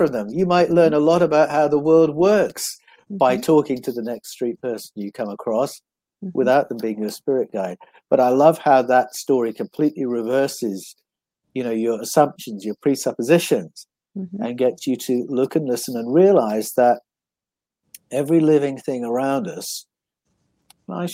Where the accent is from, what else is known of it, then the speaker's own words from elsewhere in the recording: Buckinghamshire, South East England, United Kingdom; also born or lived in Prestwood / Chalfont St. Peter / Amersham / Canada; now in Australia; I grew up in Buckinghamshire. And I started off in a place called Prestwood near Great Missenden, Buckinghamshire.